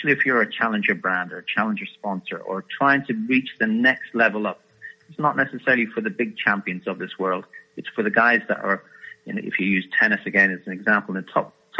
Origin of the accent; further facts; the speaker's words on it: Ireland; I'm an Irishman